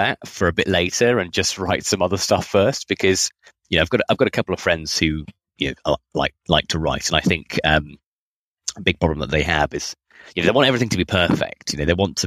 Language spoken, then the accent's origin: English; United Kingdom; now in Australia; I'm not Australian, I'm British, but I just live here